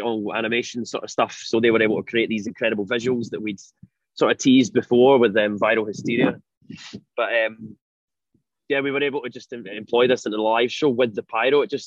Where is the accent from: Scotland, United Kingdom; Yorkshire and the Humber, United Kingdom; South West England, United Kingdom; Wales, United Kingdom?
Scotland, United Kingdom; Glasgow; we grew up in Glasgow going to see gigs there